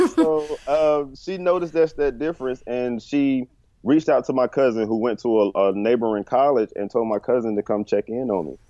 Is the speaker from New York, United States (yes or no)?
no; Bertie County, North Carolina, United States; moved away as an adult; also born or lived in Chapel Hill, North Carolina; now in Charlotte, United States; Bertie County, my hometown